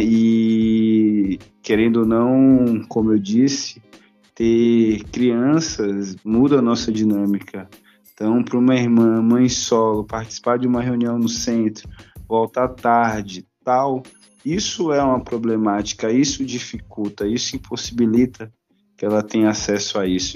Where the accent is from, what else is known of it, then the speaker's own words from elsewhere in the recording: Salvador, Bahia, Brazil; now in São Paulo, Brazil; um soteropolitano